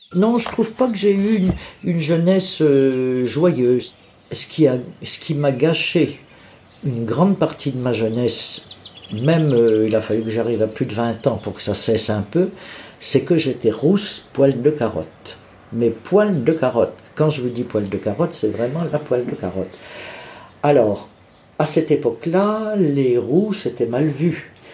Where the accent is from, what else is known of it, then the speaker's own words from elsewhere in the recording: Bourges, Centre-Val de Loire, France; also born or lived in Charleville-Mézières, Ardennes; je suis né à Mézières-Charleville, dans les Ardennes, mais je n'y ai pas vécu parce que quand j'ai eu trois ans, mes parents ont déménagé, sont venus s'installer dans le Berry. On ils sont venus à Bourges